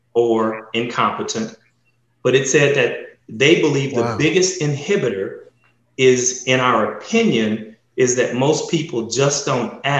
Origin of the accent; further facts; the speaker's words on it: United States; as African American men